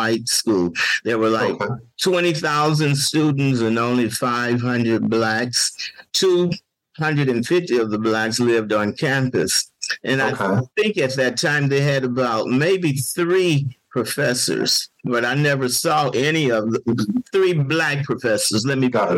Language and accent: English; Gary, Indiana, United States; I grew up in Gary, Indiana.